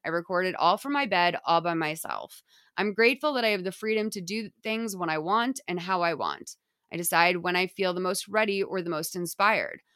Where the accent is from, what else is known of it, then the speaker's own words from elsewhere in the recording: United States; me as an American